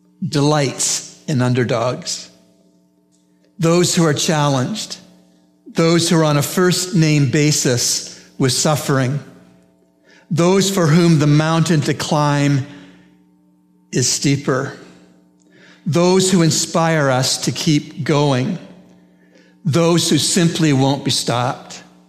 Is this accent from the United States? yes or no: no; Canada; I'm from Canada, as many of you know, the land of lakes and forests